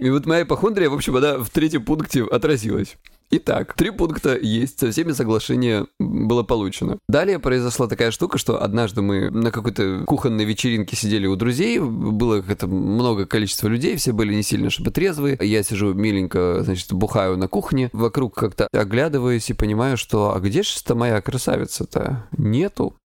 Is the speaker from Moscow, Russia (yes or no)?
no; Krasnodar Krai, Russia; я с Кубани